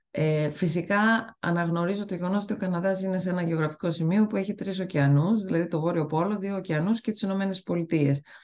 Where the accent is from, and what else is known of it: Greece; moved away as an adult; also born or lived in Italy; now in Canada